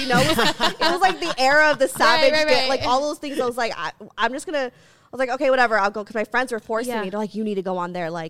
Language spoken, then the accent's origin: English; Philippines; Even though I'm not Yikes. Mexican. I'm like, no, I'm Asian. I'm Asian. Right. I'm Filipino.